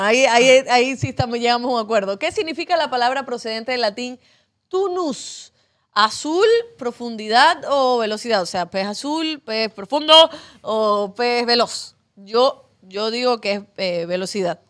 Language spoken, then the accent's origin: Spanish; Cuba; now in Ecuador; que no tengo patria, porque soy cubana